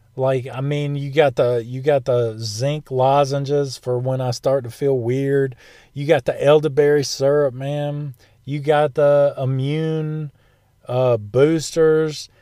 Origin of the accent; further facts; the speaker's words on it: United States; that's being American